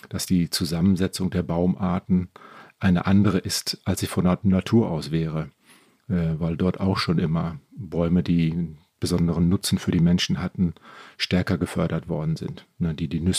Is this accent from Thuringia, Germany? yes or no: no; North Rhine-Westphalia, Germany; Ich bin selber Westfale, Münsterländer und das äh, Münsterland das ist auch so geprägt von alten dicken Eichen, die da in den Hecken stehen.